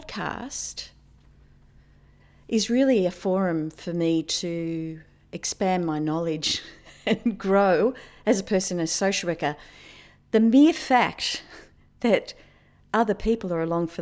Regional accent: Australia; I am a fourth generation Australian.

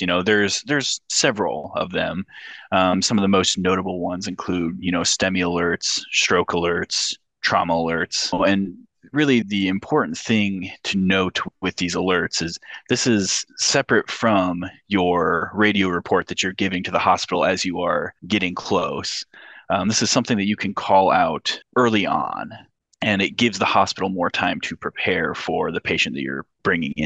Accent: Iowa, United States; moved away as an adult; also born or lived in Missouri; now in Wisconsin, United States; I am originally from Iowa, have done training in Iowa and Missouri, now up in Wisconsin

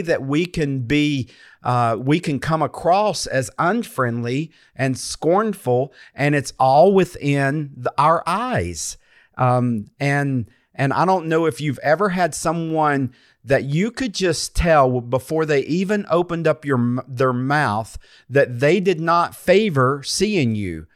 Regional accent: North Carolina, United States; I'm from North Carolina

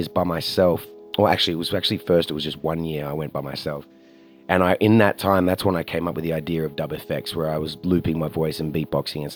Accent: Australia; I'm from Australia

